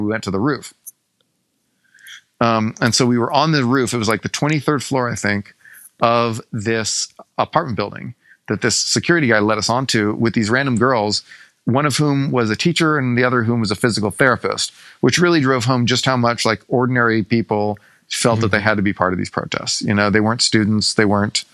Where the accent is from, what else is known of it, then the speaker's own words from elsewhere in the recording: Texas, United States; being a Texan as I am